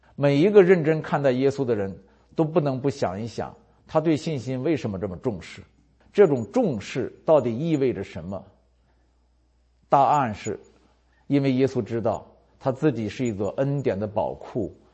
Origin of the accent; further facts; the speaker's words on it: China; 我们中国人都说没有免费的午餐